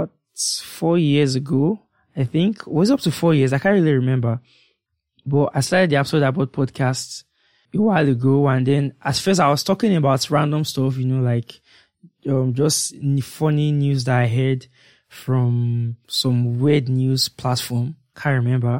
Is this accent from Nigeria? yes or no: yes; Nigeria; as being a Nigerian